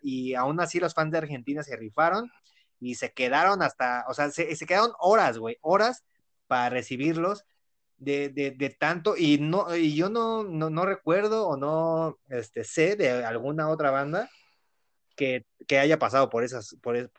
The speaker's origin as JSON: {"language": "Spanish", "region": "Mexico City", "country": "Mexico", "said": "somos de Ciudad de México"}